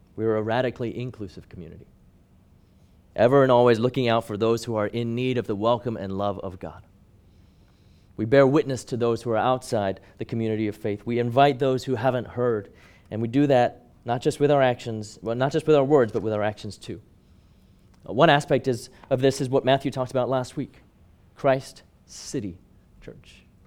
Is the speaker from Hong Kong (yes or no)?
yes; Hong Kong; growing up in Hong Kong